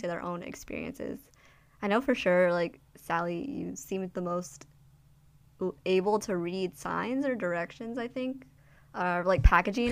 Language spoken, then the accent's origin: English; United States; being Asian American, um, especially, like, Chinese American in a Chinese speaking country